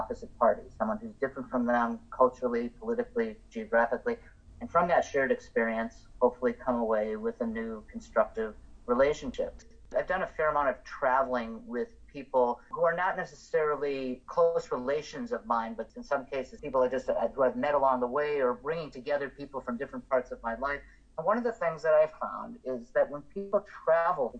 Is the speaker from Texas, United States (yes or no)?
no; Evanston, Illinois, United States; also born or lived in New Haven, Connecticut; Evanston, Illinois, which is my hometown